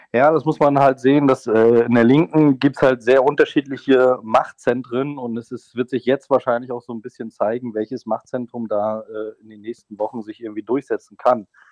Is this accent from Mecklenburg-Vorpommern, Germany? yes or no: yes; Mecklenburg-Vorpommern, Germany; now in Thuringia, Germany; in meinem Heimatbundesland Mecklenburg-Vorpommern